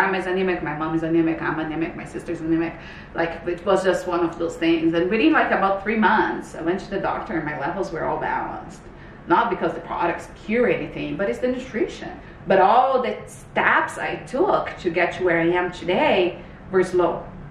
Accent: Brazil; moved away as an adult; now in Canada; I'm originally from Brazil. So I moved to Canada in 2006.

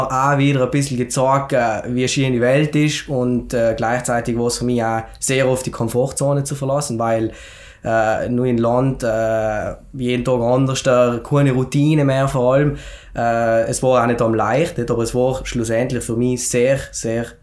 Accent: Schnals, Trentino-Alto Adige, Italy; now in Schenna, Italy; ich komme ursprünglich aus Schnalz, aber wohne mittlerweile in Schennen. Ich bin 28 Jahre alt

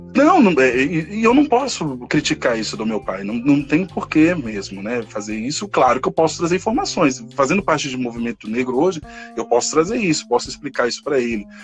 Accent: São Paulo, Brazil; born or raised there; also born or lived in Salvador, Bahia

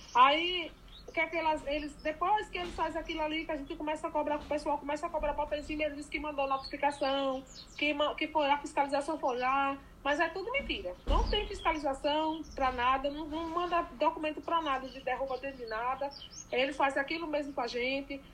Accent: Presidente Dutra, Bahia, Brazil; moved away as an adult; now in Brasília, Brazil; eu sou baiana, sou do Presidente Dutra, Irecê, né? Região de Irecê. É, vim para aqui em 2010, para Brasília

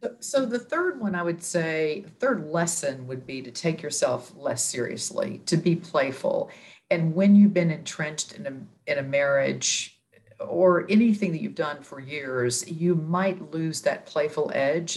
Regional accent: Texas, United States; moved away as an adult; now in New York City, United States; I'm from Texas

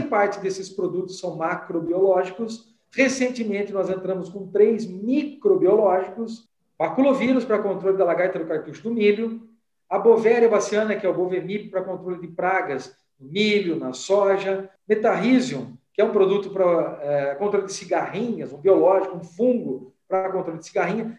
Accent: Limeira, São Paulo, Brazil; Eu sou natural de Limeira, aqui no interior do estado de São Paulo, eu né? nasci em Limeira.

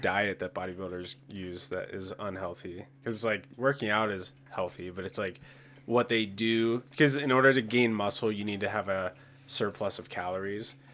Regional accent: Pennsylvania, United States; I grew up in Pennsylvania in the, like, the countryside

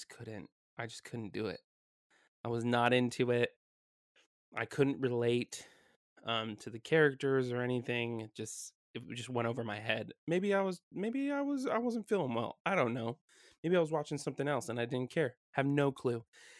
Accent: California, United States; also born or lived in Washington; last week we came down from Washington back to my hometown, and we're back in California.

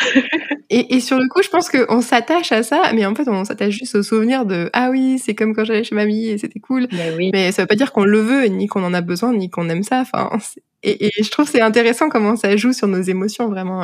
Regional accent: France; moved away as an adult; now in Prince Edward Island, Canada

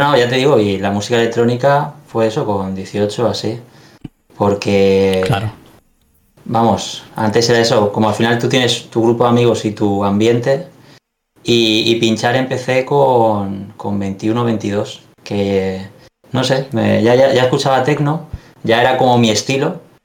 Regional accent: Alicante, Valencian Community, Spain; los dos somos de aquí de Alicante

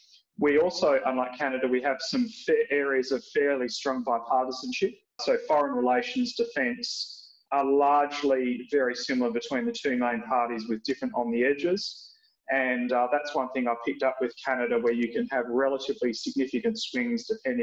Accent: home state Western Australia, Australia; accent: Australian; also born or lived in Nova Scotia / Quebec / Alberta; So as you can tell from my accent, I'm obviously Australian, but I've lived at various times in Nova Scotia, in Quebec, outside of Montreal, and spent a lot of time in Alberta.

